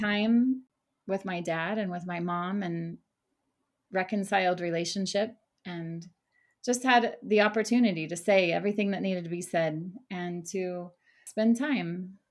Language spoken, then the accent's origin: English; Oklahoma, United States; moved away as an adult; now in Jerusalem; I was raised in Oklahoma, a small town in Oklahoma